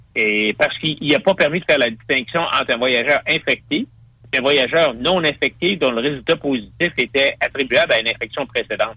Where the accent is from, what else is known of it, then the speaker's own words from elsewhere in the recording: Quebec City, Quebec, Canada; j'ai passé longtemps, j'ai été élevé à Québec